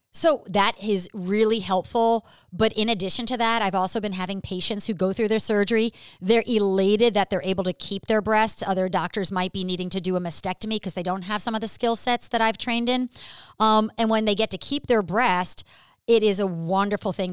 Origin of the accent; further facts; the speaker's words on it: New York City, New York, United States; moved away; I'm actually originally from New York City